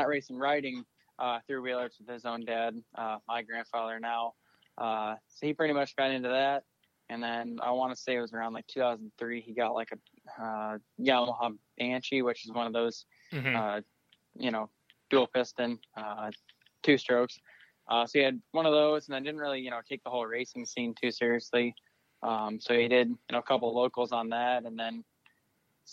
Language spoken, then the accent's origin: English; Bettendorf, Iowa, United States; I'm from Bettendorf, Iowa, Eastern Iowa. I'm 18 years old